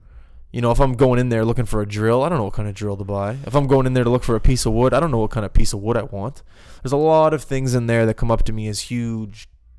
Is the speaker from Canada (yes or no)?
yes; Halifax, Nova Scotia, Canada; moved away as an adult; also born or lived in West Coast of Canada; I'm from the East Coast.